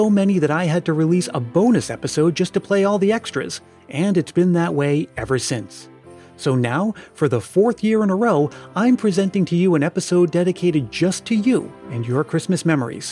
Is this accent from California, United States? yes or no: no; Stoughton, Massachusetts, United States; I grew up in New England, Stoughton, Massachusetts, to be exact